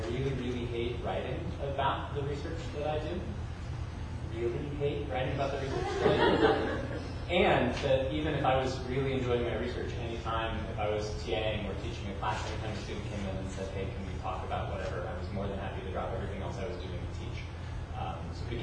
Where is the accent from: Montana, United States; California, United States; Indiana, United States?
Indiana, United States; Fort Wayne; moved away as an adult; also born or lived in upstate New York / Pittsburgh; I grew up in Fort Wayne.